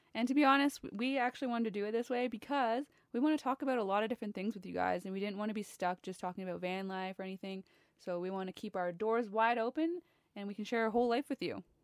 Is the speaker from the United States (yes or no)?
no; Ontario, Canada; I am from Ontario, Canada.